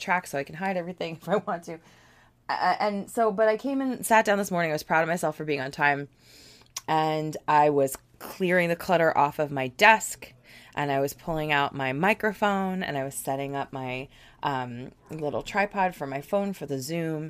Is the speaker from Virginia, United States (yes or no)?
yes; Virginia, United States; my house that I grew up in Virginia